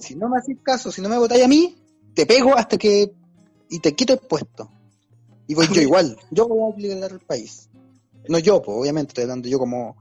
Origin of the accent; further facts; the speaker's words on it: Maipú, Santiago Metropolitan Region, Chile; also born or lived in San Miguel; now in Providencia, Chile; Luego en Maipú, que es donde me crié también